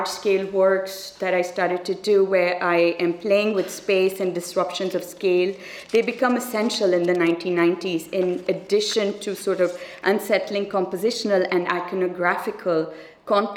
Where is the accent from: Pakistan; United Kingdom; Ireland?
Pakistan; as a Pakistani